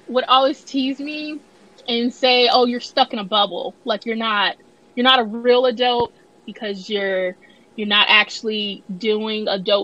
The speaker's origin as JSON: {"language": "English", "region": "Illinois", "country": "United States", "tie": "born or raised there", "moved": "as an adult", "lives_now": "Tennessee, United States", "said": "I am from Illinois, born and raised, never really left Illinois other than summer trips to Mississippi to visit extended family."}